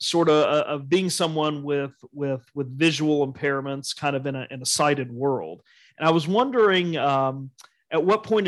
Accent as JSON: {"language": "English", "town": "Charleston", "region": "West Virginia", "country": "United States", "tie": "born or raised there", "said": "Charleston also"}